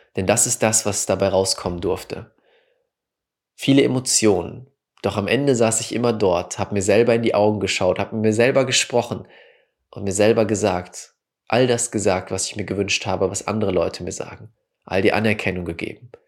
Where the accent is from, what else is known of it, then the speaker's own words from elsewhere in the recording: Wickede, North Rhine-Westphalia, Germany; also born or lived in Münster; Wickede, wo ich aufgewachsen bin, nach Münster gezogen bin und zum Studieren